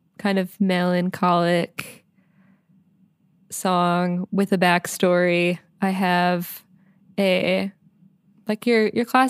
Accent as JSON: {"language": "English", "region": "northeastern Pennsylvania", "country": "United States", "tie": "born or raised there", "also_born_or_lived": "Syracuse", "said": "I drove down from my hometown in northeastern Pennsylvania"}